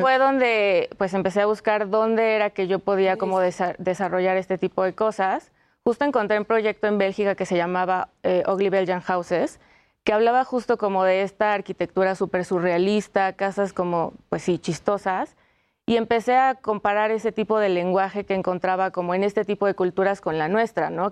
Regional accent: Mexico; como mexicanos podemos tener este folclore

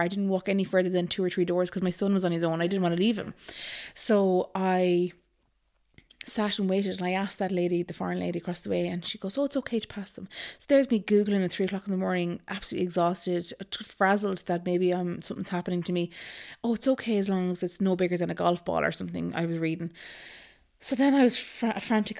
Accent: Galway, Connacht, Ireland; moved away as an adult; also born or lived in Dublin / Nice (likely Naas); I am from Galway originally

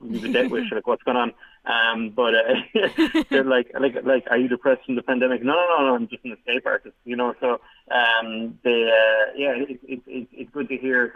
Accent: Ireland; I'm the only Irish escape artist

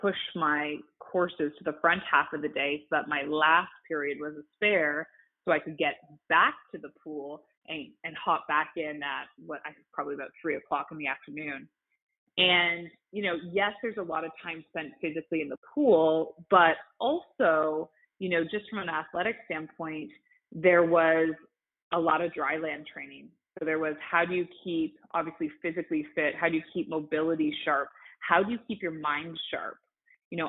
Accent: Canada; I'm Canadian, and you might hear that through some of my speech

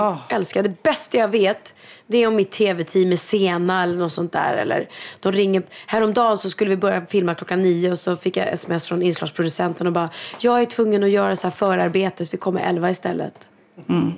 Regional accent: Sweden; som svensk

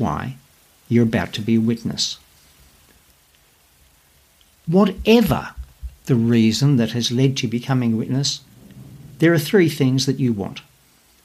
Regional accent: Australia; accent: Aussie; my Aussie accent

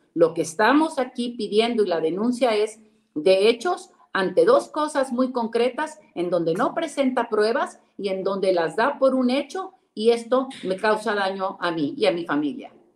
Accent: Nuevo León, Mexico; vivo en Nuevo León, soy de Nuevo León o estoy aquí, aquí es donde resido

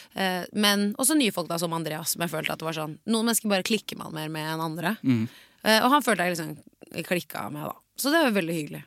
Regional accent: Oslo, Norway; jeg er blond jente fra Oslo vest

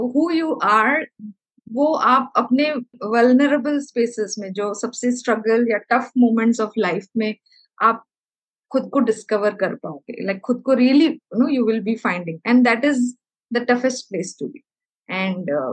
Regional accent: Kerala, India; also born or lived in Nagpur, India / Amravati, India; now in Chennai, India; मैं केरला से बिलोंग करती हूँ एंड आई पढ़ाई मैंने नागपुर से की है

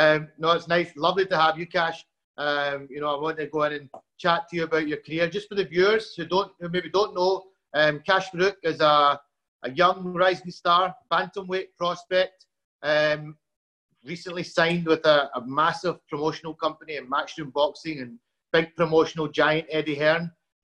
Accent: Glasgow, Scotland, United Kingdom; also born or lived in Lahore, Pakistan; Look, I faced a bit of it as well growing up in Glasgow.

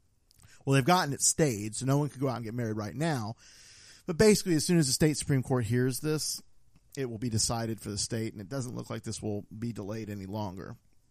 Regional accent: Florida, United States; we are from Florida.

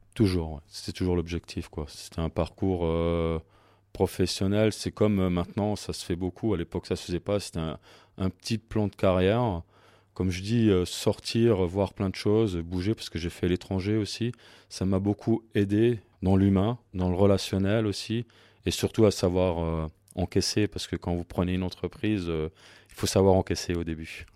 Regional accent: Saint-Jean-Saverne, Grand Est, France; moi je suis de Saint-Jean

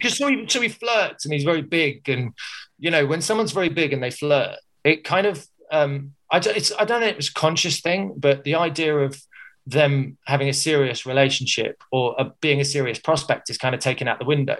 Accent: Surrey, South East England, United Kingdom; moved away as an adult; also born or lived in Liverpool; I was from Surrey

